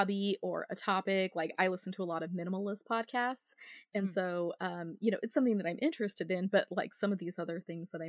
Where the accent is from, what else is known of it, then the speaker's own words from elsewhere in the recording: Northern Idaho, United States; moved away; I'm from Northern Idaho originally. And so a lot of kids that most of my friends when I was growing up were homeschooled.